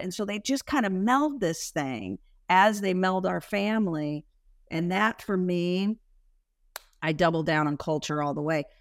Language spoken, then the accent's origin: English; Spokane, Washington, United States; I'm from Spokane, Washington, you know, small sort of idyllic upbringing